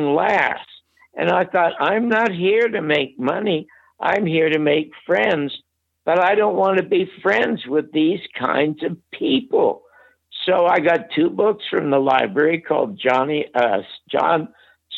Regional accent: Toronto, Ontario, Canada; moved away as an adult; now in United States; I was born in the Salvation Army Charity Ward in Toronto in 1933

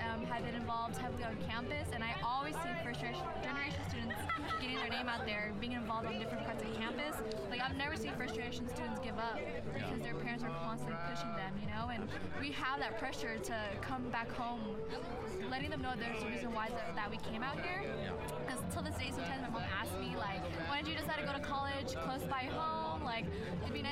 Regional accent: Aurora, Colorado, United States; I'm from Aurora, Colorado. I came from Hinckley High School.

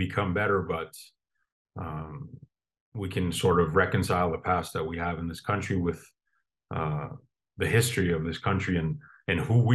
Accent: Puvirnituq, Quebec, Canada; my hometown of Povilintuk, which is in Nunavik, the northern part of Canada.

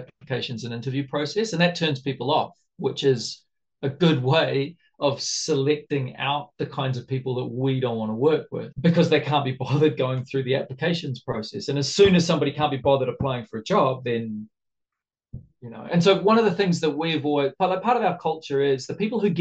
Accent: New Zealand; also born or lived in Japan; now in Brazil; I'm a Kiwi

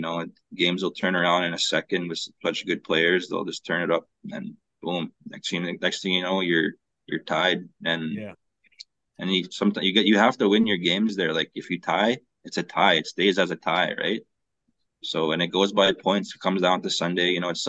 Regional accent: St. Paul, Alberta, Canada; also born or lived in North Battleford; I was born and raised in Alberta, St. Paul, Alberta. My mom's from Goodfish Lake, Alberta.

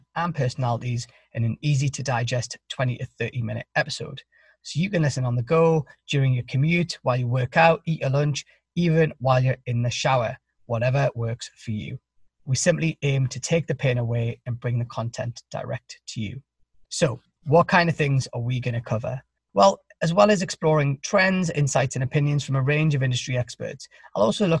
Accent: Newcastle upon Tyne, North East England, United Kingdom; now in Boston, United States; I'm from Newcastle in the northeast of England, but now live with my wife and kids in Boston

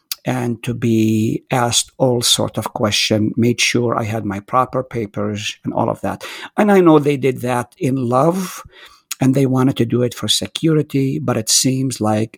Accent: Nazareth, Northern District, Israel; moved away as an adult; now in United States; I was born in Nazareth, the same place where Jesus grew up.

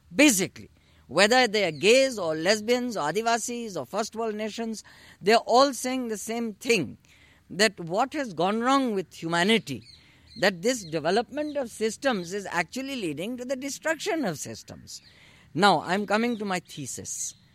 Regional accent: India; living in India, being born and brought up in India

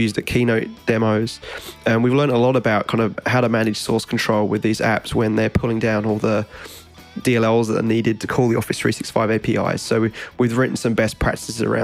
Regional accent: Australia; now in United States

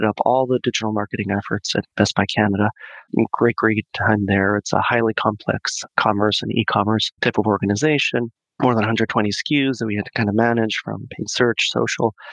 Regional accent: Mexico; moved away as an adult; also born or lived in Boston; I'm born and raised in Mexico. Spent the first half of my life there all the way up to the end of high school.

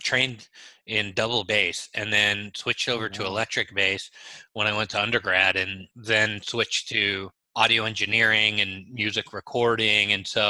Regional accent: Israel; English is a second language; moved away; I came to this country from Israel knowing zero English.

